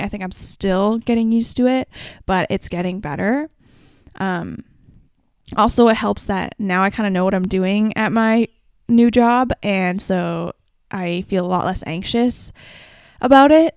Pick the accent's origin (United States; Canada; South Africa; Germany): Canada; as a Canadian